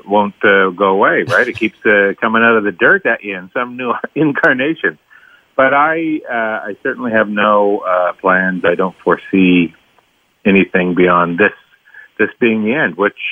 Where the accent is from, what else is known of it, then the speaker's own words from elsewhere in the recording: Tisdale, Saskatchewan, Canada; when I was growing up in Tisdale, Saskatchewan